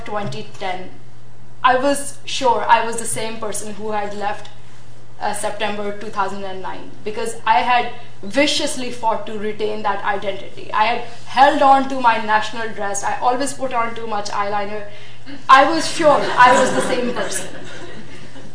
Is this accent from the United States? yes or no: no; Pakistan; I'm from Pakistan